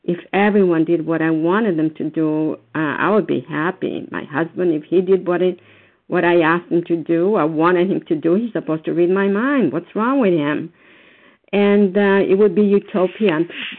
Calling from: Foxborough, Massachusetts, United States; I'm calling from Foxborough, Massachusetts.

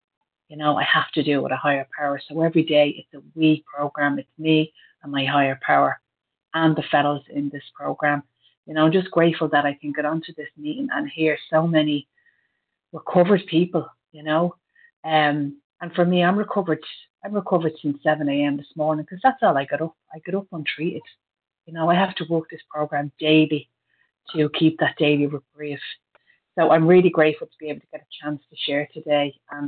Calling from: County Meath, Leinster, Ireland; I'm a recovered compulsive overeater, and I'm calling in from County Meath in Ireland.

